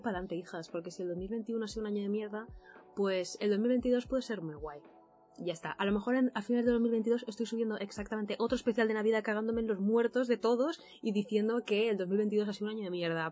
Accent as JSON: {"language": "Spanish", "area": "Mallorca", "region": "Balearic Islands", "country": "Spain", "also_born_or_lived": "Valencia", "moved": "as an adult", "said": "Yo soy de Mallorca"}